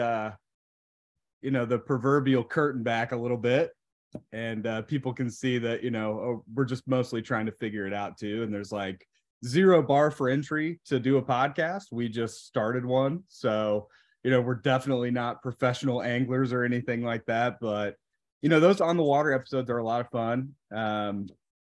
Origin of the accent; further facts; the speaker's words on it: central Indiana, United States; Josh and I are both from central Indiana